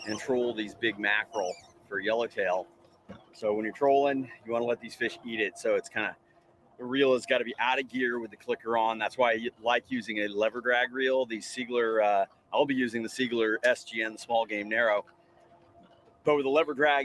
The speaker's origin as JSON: {"language": "English", "town": "San Diego", "region": "California", "country": "United States", "tie": "born or raised there", "said": "we are in my hometown of San Diego"}